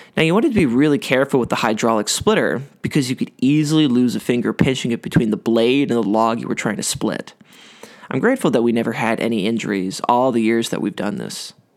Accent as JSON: {"language": "English", "town": "Ottawa", "region": "Ontario", "country": "Canada", "tie": "born or raised there", "said": "I grew up outside of Ottawa on a small cul-de-sac off a country road"}